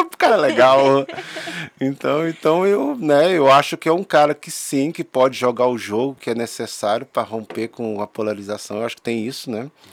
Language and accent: Portuguese; Brasília, Federal District, Brazil; sou brasiliense